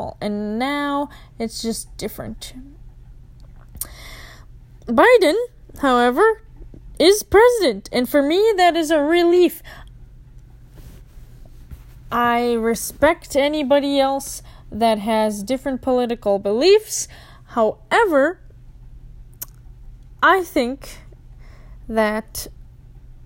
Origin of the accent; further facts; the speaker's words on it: Minnesota, United States; being a Minnesotan